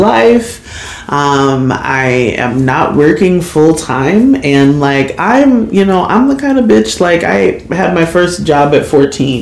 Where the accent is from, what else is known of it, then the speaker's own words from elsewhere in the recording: Kirkwood, United States; I grew up in Kirkwood schools. Like I went through Kirkwood schools all of my years